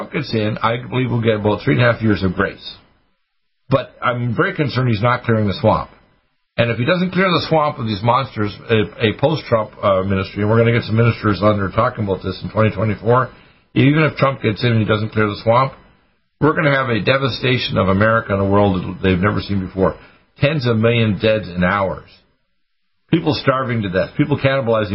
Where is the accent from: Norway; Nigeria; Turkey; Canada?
Canada; Dartmouth, Nova Scotia; I was raised in Dartmouth, Nova Scotia, a naval town